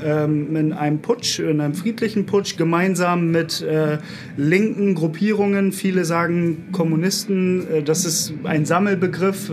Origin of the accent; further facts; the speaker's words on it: Bremen, Germany; moved away as an adult; now in Berlin, Germany; Ich komme eigentlich aus Bremen